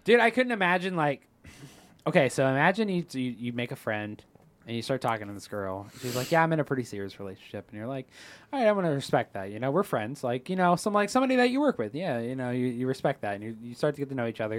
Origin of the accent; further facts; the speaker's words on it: United States; we're from America